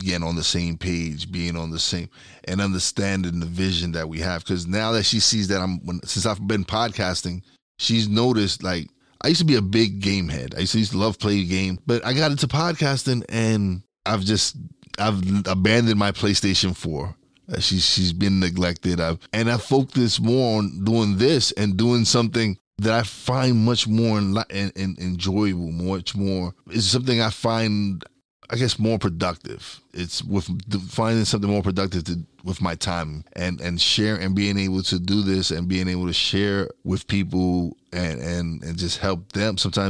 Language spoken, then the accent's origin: English; Brooklyn, New York, United States; I'm from East New York.